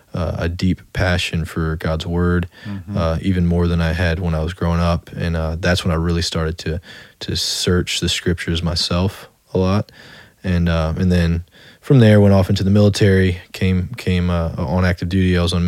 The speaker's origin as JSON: {"language": "English", "town": "Slidell", "region": "Louisiana", "country": "United States", "tie": "born or raised there", "also_born_or_lived": "Metairie, Louisiana", "said": "That's where I primarily grew up, was in Slidell"}